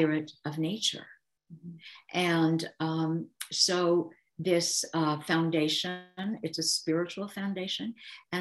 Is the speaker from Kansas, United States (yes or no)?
yes; Kansas, United States; I grew up in Kansas and my dad was a farmer.